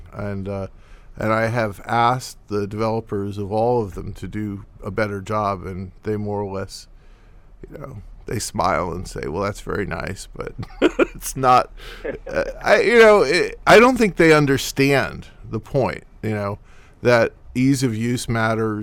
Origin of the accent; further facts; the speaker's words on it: New York, United States; I'm from New York, and it's a hard place to move